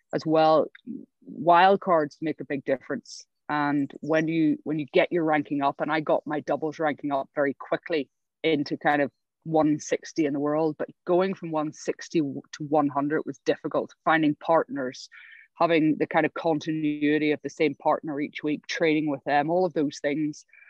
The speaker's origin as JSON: {"language": "English", "region": "Northern Ireland", "country": "United Kingdom", "also_born_or_lived": "England", "moved": "as an adult", "said": "I come from Northern Ireland"}